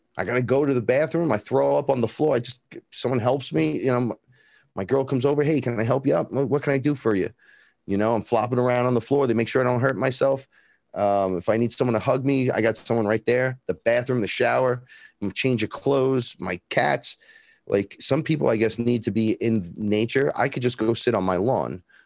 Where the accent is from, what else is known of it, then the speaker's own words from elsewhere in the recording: New York City, New York, United States; I grew up here in the Bronx, right here